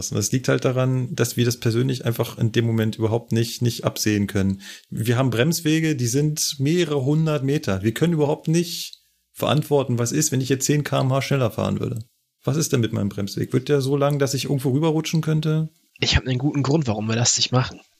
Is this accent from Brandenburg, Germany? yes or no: no; North Rhine-Westphalia, Germany; Guck bei uns in NRW